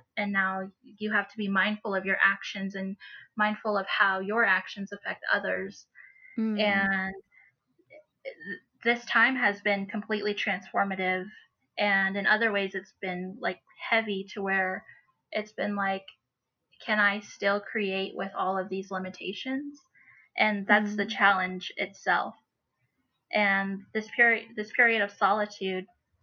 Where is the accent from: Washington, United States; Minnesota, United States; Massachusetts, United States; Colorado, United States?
Colorado, United States; Cortez; I've lived here all my life